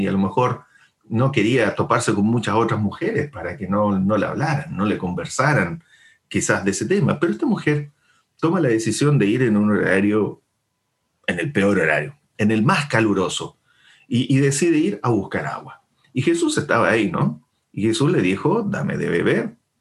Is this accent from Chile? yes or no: yes; Chile; nosotros como chilenos